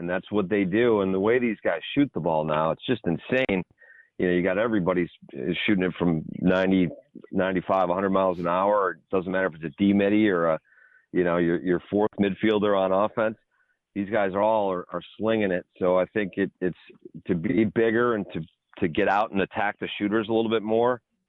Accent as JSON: {"language": "English", "country": "Canada", "tie": "born or raised there", "said": "you think about growing up in Canada and playing the box game and playing hockey, right?"}